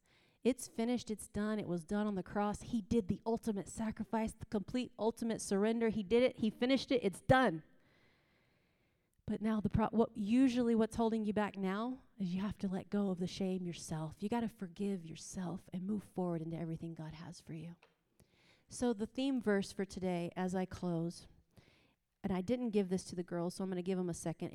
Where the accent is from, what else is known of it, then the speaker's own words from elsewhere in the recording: East Coast, United States; moved away; also born or lived in the West; I'm from the East Coast, and now I live in the West